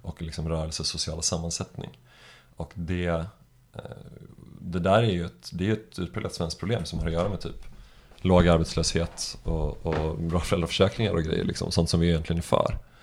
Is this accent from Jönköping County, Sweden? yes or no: yes; Jönköping, Jönköping County, Sweden; now in Stockholm, Sweden; jag växte upp i Jönköping